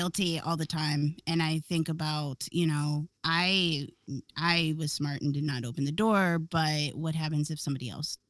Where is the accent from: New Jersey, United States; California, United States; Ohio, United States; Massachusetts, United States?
Ohio, United States; Akron; born or raised there